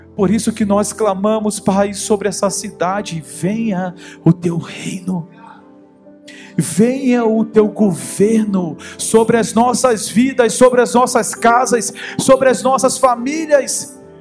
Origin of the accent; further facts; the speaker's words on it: Rio de Janeiro, Brazil; eu sou carioca